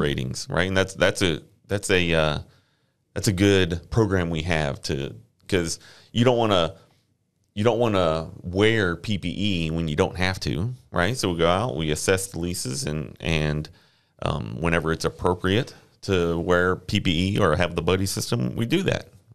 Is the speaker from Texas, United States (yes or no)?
yes; Friendswood, Texas, United States; also born or lived in Corpus Christi, Texas; grew up down the ro-, down the way in, uh, Friendswood